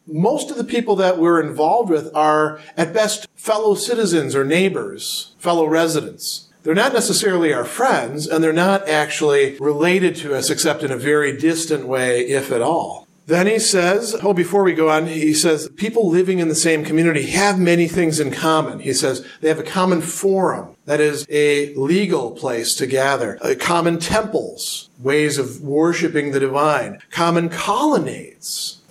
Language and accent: English; Milwaukee, Wisconsin, United States; I identify as a person from Wisconsin